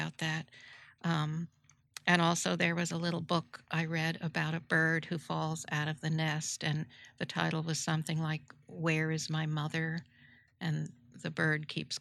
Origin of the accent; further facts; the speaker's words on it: New Rochelle, New York, United States; I grew up in New Rochelle, New York